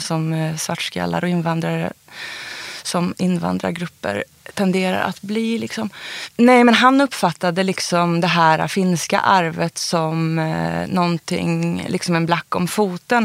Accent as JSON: {"language": "Swedish", "town": "Karlstad", "region": "Värmland", "country": "Sweden", "tie": "born or raised there", "also_born_or_lived": "Uppsala", "moved": "yes", "said": "i det huset där, ett av de husen då där jag växte upp"}